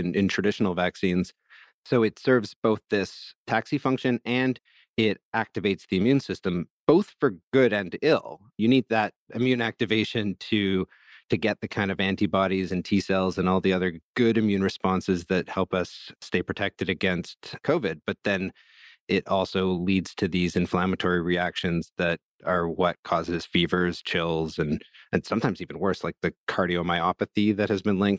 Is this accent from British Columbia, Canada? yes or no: yes; Vancouver, British Columbia, Canada; my hometown of Vancouver